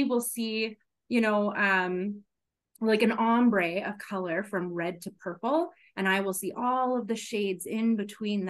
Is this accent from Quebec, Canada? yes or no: no; Regina, Saskatchewan, Canada; also born or lived in Melville, Saskatchewan / Winnipeg, Manitoba / Victoria, British Columbia; I was born and raised in Regina, Saskatchewan